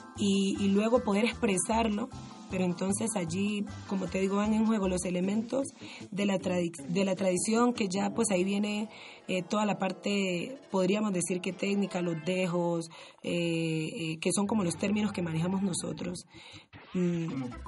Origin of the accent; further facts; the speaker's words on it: Timbiquí, Cauca, Colombia; moved away as an adult; now in Cali, Colombia; yo nací y me crié en Timbiquí